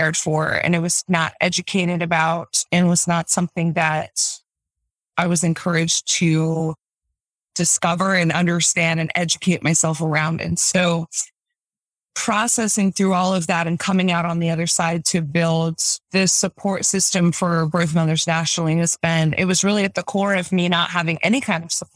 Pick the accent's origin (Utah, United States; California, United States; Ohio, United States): Utah, United States; I'm from Utah, born and raised, live here now